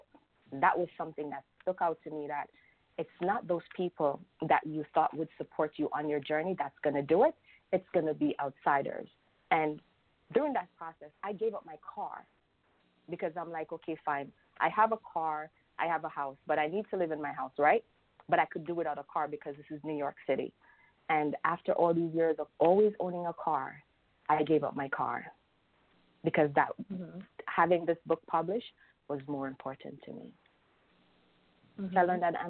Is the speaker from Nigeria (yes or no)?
no; Jamaica; I'm from Jamaica